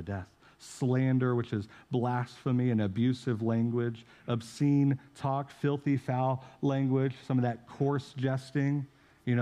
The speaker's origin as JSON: {"language": "English", "town": "St. Joseph", "country": "United States", "tie": "born or raised there", "moved": "yes", "said": "St. Joe in my hometown"}